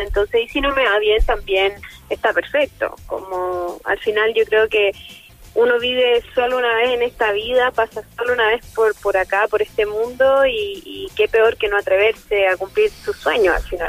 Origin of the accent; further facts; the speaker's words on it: Chile; first language Spanish; siendo chilena